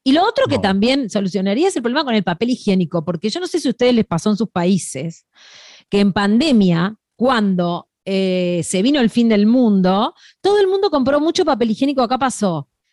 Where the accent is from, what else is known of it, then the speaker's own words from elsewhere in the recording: Uruguay; Nosotros los uruguayos